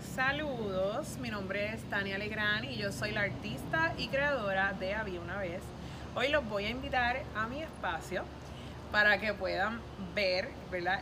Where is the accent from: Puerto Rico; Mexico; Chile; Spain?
Puerto Rico; San Juan; moved away as an adult; now in Cidra, Puerto Rico; Soy original de San Juan